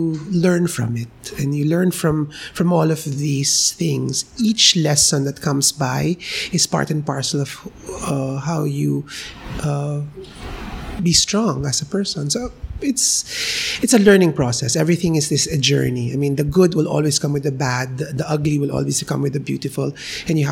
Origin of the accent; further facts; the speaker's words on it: Philippines; we as a Filipino